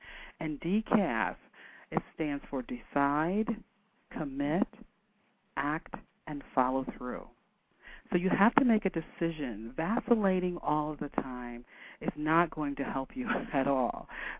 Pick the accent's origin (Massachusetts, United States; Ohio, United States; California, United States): Ohio, United States; Canton; And we're talking about from Canton, Ohio. It's not quite the fashion capital of the world.